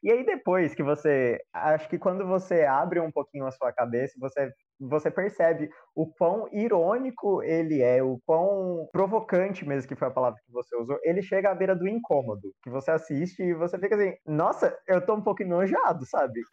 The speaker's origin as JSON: {"language": "Portuguese", "country": "Brazil", "said": "Nós não somos estadunidenses, nós somos brasileiros"}